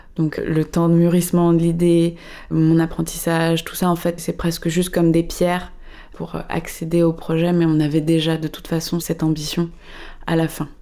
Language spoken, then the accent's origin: French; Paris, Île-de-France, France; je suis parisienne.